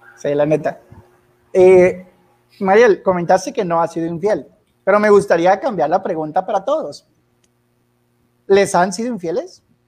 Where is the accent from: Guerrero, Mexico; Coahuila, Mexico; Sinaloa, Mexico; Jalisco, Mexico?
Coahuila, Mexico; Sabinas; cuando regresé a Sabinas, Coahuila, de donde soy originario